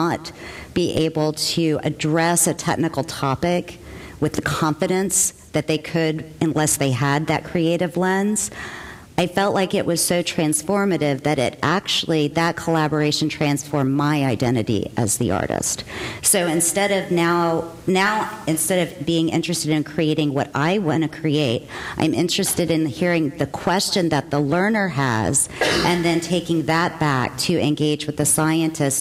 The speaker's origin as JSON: {"language": "English", "region": "Central Texas", "country": "United States", "tie": "born or raised there", "said": "I grew up in Central Texas"}